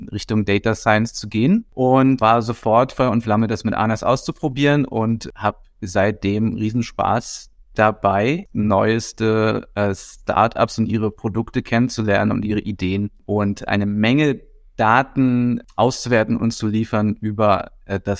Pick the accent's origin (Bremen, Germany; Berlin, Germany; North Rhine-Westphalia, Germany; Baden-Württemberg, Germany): Berlin, Germany; Äh, ich bin auch Urberliner, ebenfalls 40 Jahre alt.